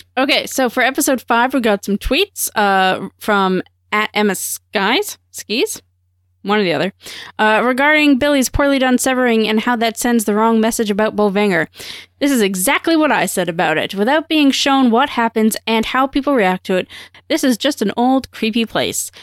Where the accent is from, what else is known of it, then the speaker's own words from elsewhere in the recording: Canada; I'm Canadian